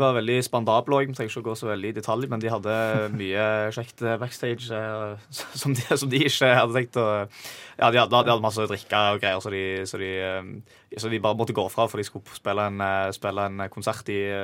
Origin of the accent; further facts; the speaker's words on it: Stavanger, Rogaland, Norway; jeg er jo fra, fra Stavanger